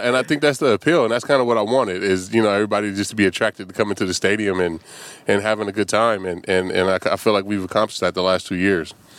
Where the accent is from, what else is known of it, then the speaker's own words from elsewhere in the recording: Vallejo, California, United States; moved away; my hometown